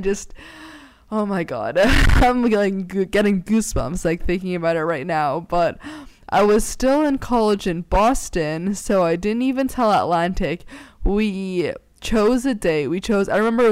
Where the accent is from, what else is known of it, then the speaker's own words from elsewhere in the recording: Hong Kong; moved away; also born or lived in New York; Growing up in Hong Kong